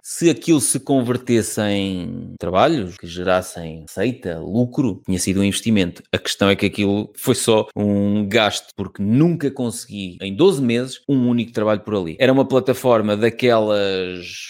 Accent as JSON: {"language": "Portuguese", "town": "Viseu", "region": "Centro", "country": "Portugal", "said": "como sou de Viseu"}